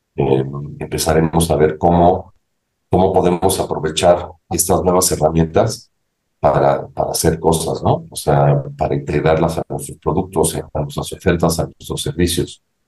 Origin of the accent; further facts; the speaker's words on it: Mexico; also born or lived in Ithaca, New York, United States; salí de México con la idea de regresar a México para tratar de aportar algo positivo a mi país